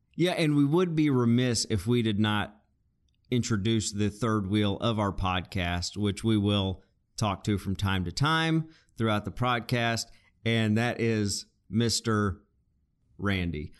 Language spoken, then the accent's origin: English; Arkansas, United States; we're both originally from Arkansas